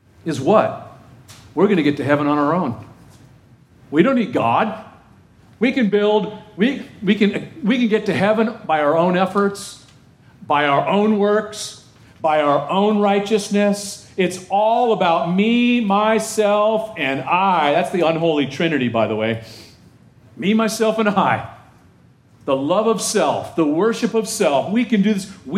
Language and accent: English; Texas, United States; I'm from Texas.